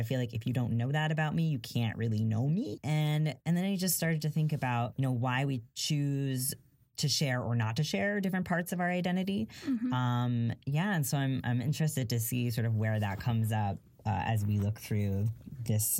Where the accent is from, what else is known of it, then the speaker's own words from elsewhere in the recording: New York, United States; I'm a New Yorker